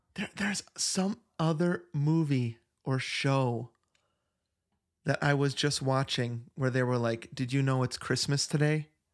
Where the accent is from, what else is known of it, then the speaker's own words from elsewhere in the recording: Verona, Wisconsin, United States; now in Flagstaff, United States; when people ask where I grew up, um, when I talk about the Wisconsin part, I say Madison